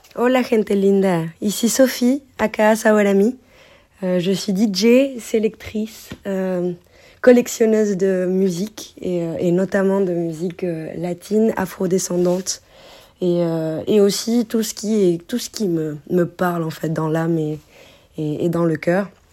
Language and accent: French; France; les influences que moi j'ai eues aussi en grandissant en France